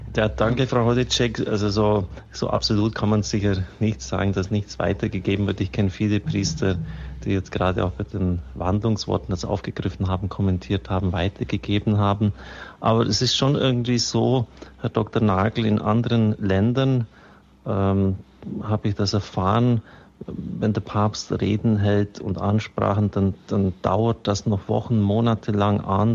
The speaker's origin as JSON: {"language": "German", "town": "Augsburg", "region": "Bavaria", "country": "Germany", "tie": "born or raised there", "said": "meiner Heimatstadt Augsburg"}